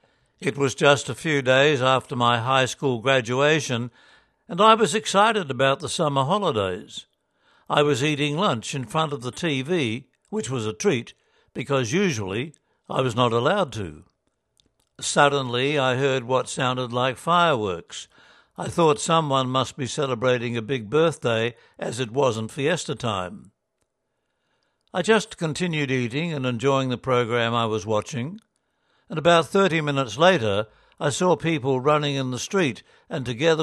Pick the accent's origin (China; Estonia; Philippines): Philippines; I also learnt that those who attacked my hometown were not soldiers, but the Abu Sayyaf.